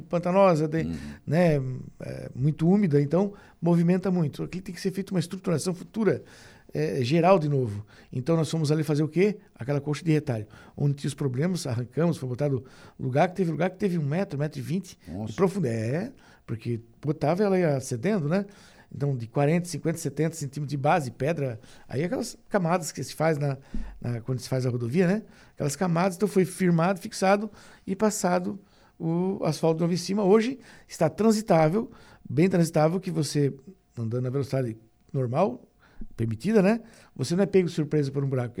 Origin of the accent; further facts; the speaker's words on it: Criciúma, Santa Catarina, Brazil; sou de Criciúma